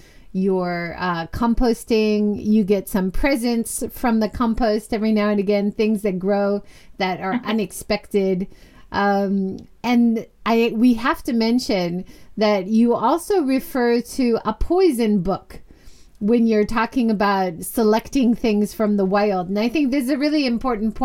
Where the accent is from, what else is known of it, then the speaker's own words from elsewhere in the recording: Hawaii, United States; I grew up in Hawaii, so we have a lot of Japanese ingredients in the supermarkets.